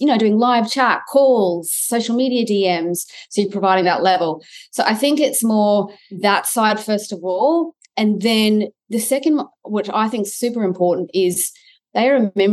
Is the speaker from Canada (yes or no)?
no; Australia; I'm an Aussie